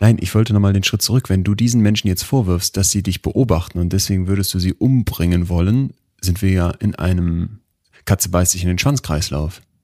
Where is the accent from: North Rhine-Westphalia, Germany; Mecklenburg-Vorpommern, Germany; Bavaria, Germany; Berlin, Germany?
North Rhine-Westphalia, Germany; Münster; ich komme aus Münster